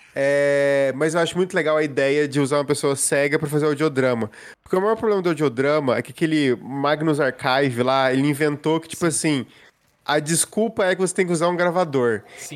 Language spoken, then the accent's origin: Portuguese; Passos, Minas Gerais, Brazil; da minha cidade natal